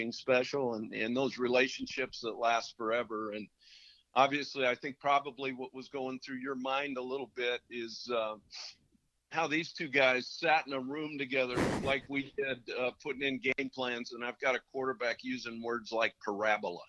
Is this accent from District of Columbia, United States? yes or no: no; Montana, United States; growing up in Montana